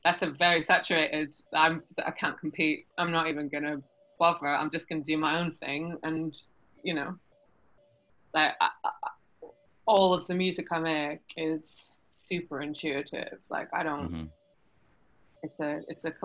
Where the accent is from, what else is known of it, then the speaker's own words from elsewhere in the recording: Canada; now in London, United Kingdom; I grew up in Canada